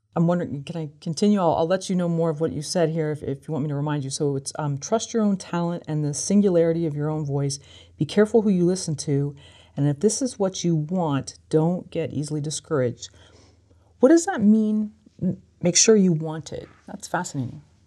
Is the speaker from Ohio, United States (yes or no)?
no; San Francisco, California, United States; growing up in San Francisco